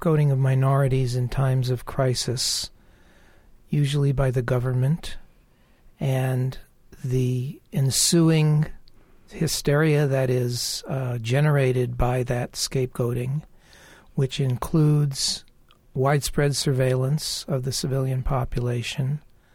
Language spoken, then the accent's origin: English; United States; as an American